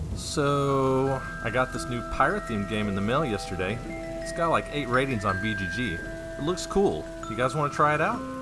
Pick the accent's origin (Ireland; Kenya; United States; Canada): United States; Fairview, North Carolina; moved away; in Western North Carolina, where I grew up